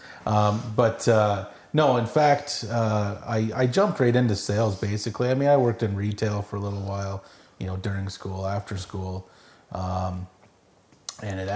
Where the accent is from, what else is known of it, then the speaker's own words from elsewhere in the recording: Dilsenburg, Canada; I've born and raised in Dilsenburg